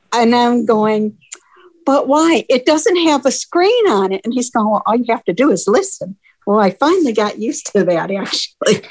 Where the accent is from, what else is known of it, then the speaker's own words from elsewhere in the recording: Tampa, Florida, United States; Tampa, Florida.